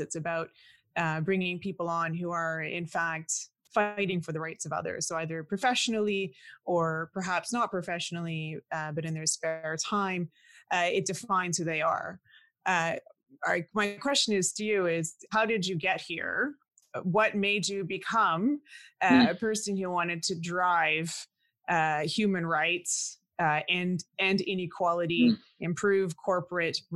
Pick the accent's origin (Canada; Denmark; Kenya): Canada; because I'm also Canadian, and I'm also, I don't know if you call us the second generation Canadian born, well, first generation born in Canada